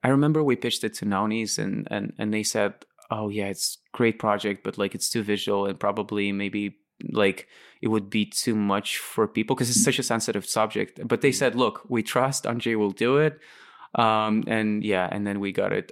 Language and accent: English; Latvia; moved away as an adult; also born or lived in Moscow, Russia / London, United Kingdom; why I moved out from Lat-, like, in the first place, um, I was never really inspired by Latvia